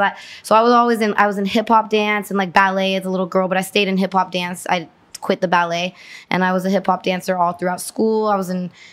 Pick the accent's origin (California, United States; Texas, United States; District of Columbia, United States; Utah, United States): California, United States; Los Angeles; also born or lived in Van Nuys, California; I was born and raised here